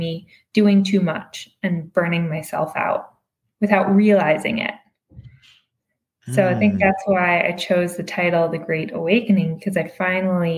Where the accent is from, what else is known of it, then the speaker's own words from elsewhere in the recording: outside Detroit, Michigan, United States; also born or lived in Massachusetts; now in Los Angeles, United States; I'm originally from Michigan, outside Detroit. I grew up there